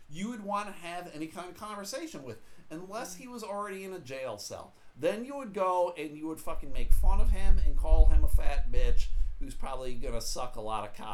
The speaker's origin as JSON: {"language": "English", "region": "Oklahoma", "country": "United States", "said": "I'm from Oklahoma, man."}